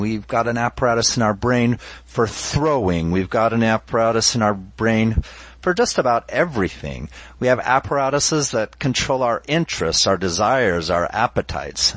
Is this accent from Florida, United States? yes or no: no; Utah, United States; I'm originally from Utah. I was raised LDS